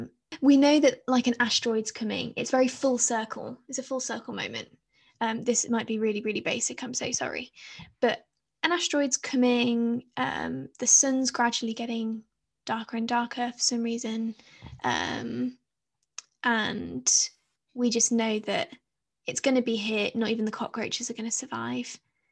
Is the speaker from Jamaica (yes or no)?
no; United Kingdom; I feel as though British people, sorry, the rest of the world, it all revolves around us